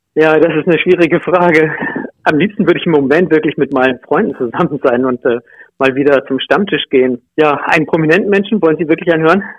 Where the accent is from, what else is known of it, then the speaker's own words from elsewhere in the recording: Glissen, Lower Saxony, Germany; also born or lived in Liebenau; now in Nienburg, Germany; Ich habe meine Kindheit in Glissen verbracht, bin ja dann umgezogen nach Liebenau, habe dort zehn Jahre gewohnt und seit 1985 bin ich Nienburger